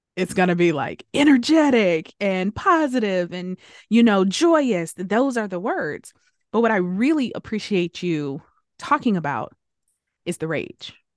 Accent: United States; first language English; English is my first language. I am an American

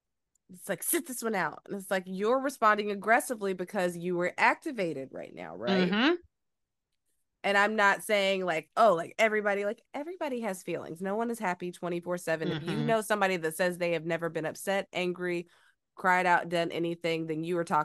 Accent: the South, United States; I'm from the South and old school, like you don't act out, like you don't.

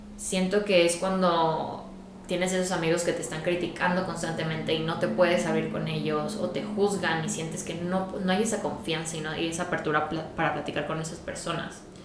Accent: Guadalajara, Jalisco, Mexico; moved away as an adult; also born or lived in England; mi familia ya no vive en Guadalajara, que es de donde yo soy

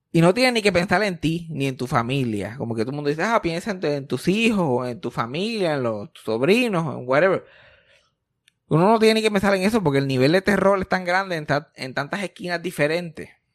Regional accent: Puerto Rico; desde que nacimos como puertorriqueños

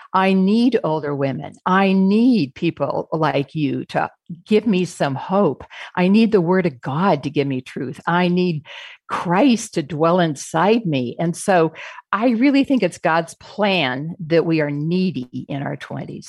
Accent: Phoenix, Arizona, United States; We're from Phoenix, Arizona

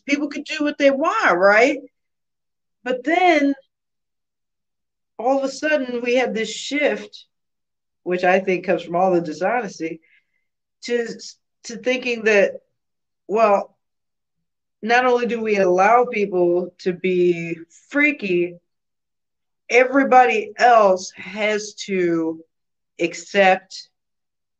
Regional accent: United States; I'm an American

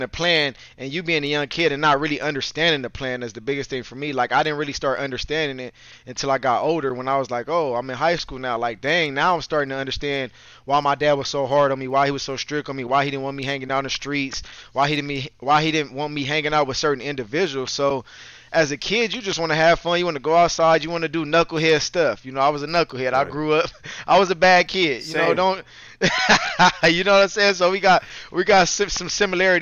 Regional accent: Los Angeles, California, United States; growing up in Los Angeles, you know, I didn't grow up in the Long Beach area

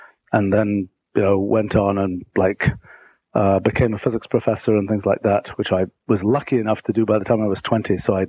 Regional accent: England, United Kingdom; So, back in the day, so I grew up in England and I was sort of I got interested in science when I was really young.

